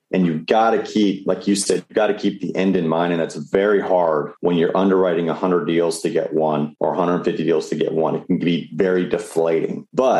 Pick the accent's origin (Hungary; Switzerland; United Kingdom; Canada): Canada; moved away as an adult; now in United States; I came from Canada back in 2004, came down to play baseball on a scholarship.